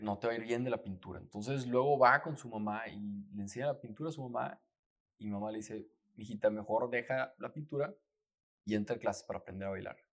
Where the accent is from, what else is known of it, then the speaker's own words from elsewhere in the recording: Torreón, Coahuila, Mexico; todos mis veranos, ahí, en, pues en Torreón, yo soy de Torreón